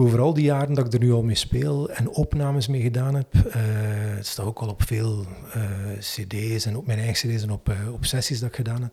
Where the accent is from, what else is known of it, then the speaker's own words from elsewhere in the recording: Menen, Flanders, Belgium; now in Waregem, Belgium; Ik woon in Waregem, maar ik ben niet oorspronkelijk van Waregem, maar van Menen eigenlijk.